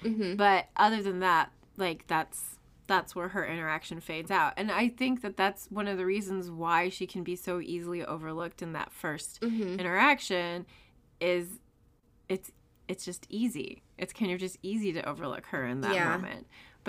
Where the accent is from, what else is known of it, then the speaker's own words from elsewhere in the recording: United States; I'm an American.